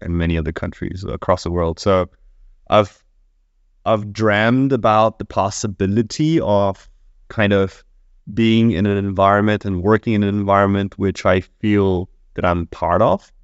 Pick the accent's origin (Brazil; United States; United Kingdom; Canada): Brazil; moved away; I come from Brazil